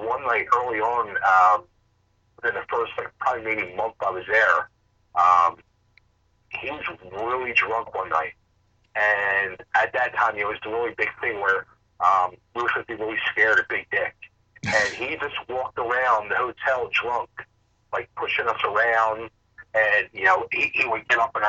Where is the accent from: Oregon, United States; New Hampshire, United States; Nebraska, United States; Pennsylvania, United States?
Pennsylvania, United States; Upper Darby; I'm originally from Upper Darby, Pennsylvania